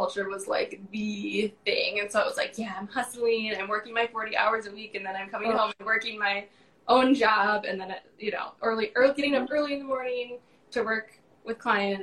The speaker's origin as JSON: {"language": "English", "region": "Northern Michigan", "country": "United States", "tie": "born or raised there", "moved": "as an adult", "lives_now": "Charlotte, United States", "said": "I grew up in Northern Michigan, moved to Charlotte, North Carolina earlier this year, actually."}